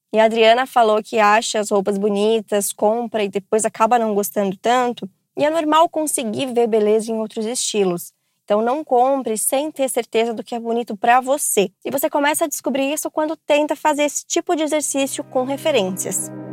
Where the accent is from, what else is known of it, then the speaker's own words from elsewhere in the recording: interior of São Paulo, Brazil; eu sou aqui do interior de São Paulo